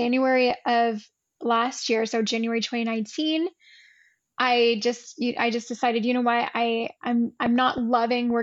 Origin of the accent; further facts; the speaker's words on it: Canada; also born or lived in Ottawa / Rome; I'm Canadian as well. I'm currently just outside of Toronto, but I live in Ottawa